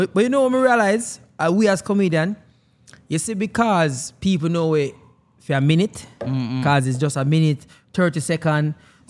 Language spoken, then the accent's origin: English; Jamaica; Because we, me don't know. As Jamaican, we feel like say, we